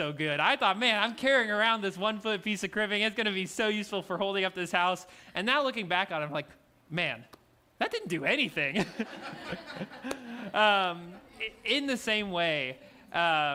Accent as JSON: {"language": "English", "region": "Louisiana", "country": "United States", "said": "I'm from Louisiana"}